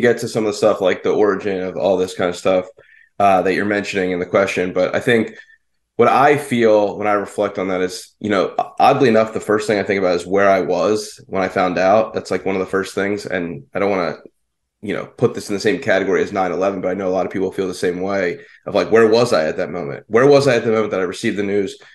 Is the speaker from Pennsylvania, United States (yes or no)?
yes; Philadelphia, Pennsylvania, United States; I grew up in the Philadelphia area